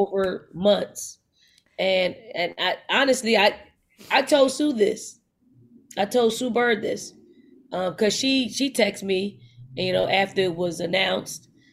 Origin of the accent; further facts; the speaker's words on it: Philadelphia, Pennsylvania, United States; I'm from North Philly, like, that's my foundation. Um, I, I grew up in the household, uh, being the youngest of five